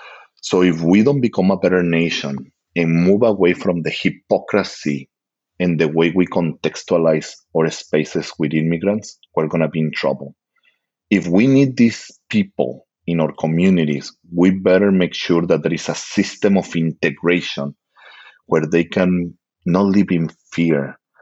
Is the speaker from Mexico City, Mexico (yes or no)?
no; Guanajuato, Mexico; moved away as an adult; also born or lived in El Paso, Texas; now in United States; I'm from central Mexico, a state called Guanajuato. It's a very historical state and very revolutionario. That's where the independence took place in the revolution, kind of. So that's where I come from.